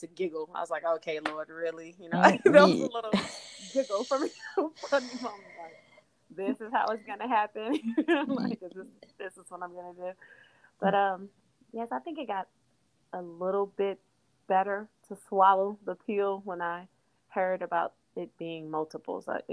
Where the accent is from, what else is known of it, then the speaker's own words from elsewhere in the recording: Texas, United States; moved away; also born or lived in Port Arthur, Texas; I'm from Texas, so I was still in Texas